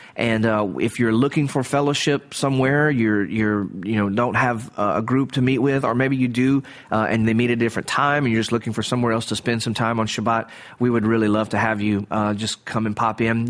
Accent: the South, Southern United States, United States; as a Southerner

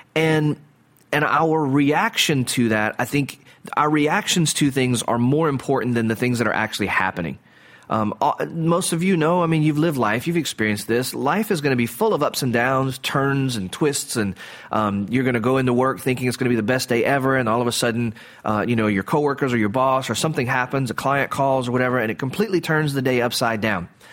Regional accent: the South, Southern United States, United States; as a Southerner

